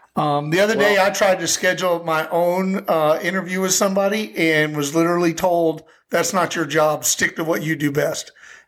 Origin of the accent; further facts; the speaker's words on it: Texas, United States; moved away; I grew up in Texas, and I grew up in the early